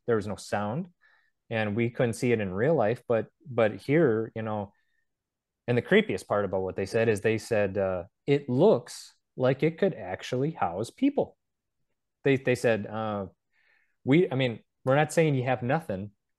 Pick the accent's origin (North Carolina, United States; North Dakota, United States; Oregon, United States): North Dakota, United States; I think like back in the day, like even in my home state of North Dakota, you can't go down any county road without seeing a sign that says silo site.